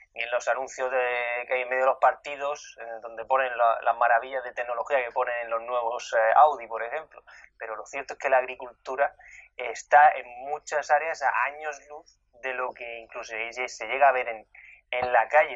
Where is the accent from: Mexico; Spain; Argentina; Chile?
Spain; Region of Murcia; now in London, United Kingdom; en mi tierra, en Murcia